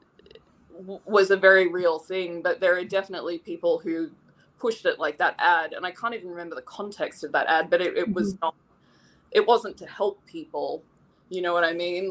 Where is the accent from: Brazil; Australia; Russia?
Australia; Sydney, New South Wales; moved away; I grew up in Sydney through the 80s, through most of the 80s. I was a kid in Sydney, Australia